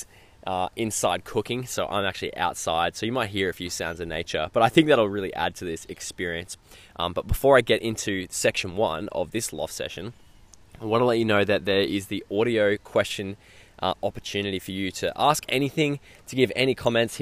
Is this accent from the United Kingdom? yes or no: no; Queensland, Australia; I was getting ready to move back to Queensland, where I currently am now